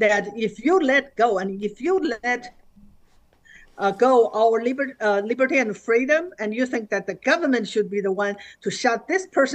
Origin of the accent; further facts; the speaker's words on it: China; moved away as an adult; now in United States; growing up in China and in the Cultural Revolution.